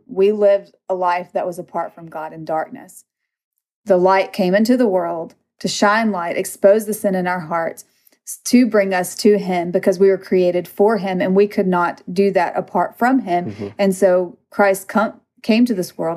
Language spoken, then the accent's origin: English; Mississippi, United States; I'm from Mississippi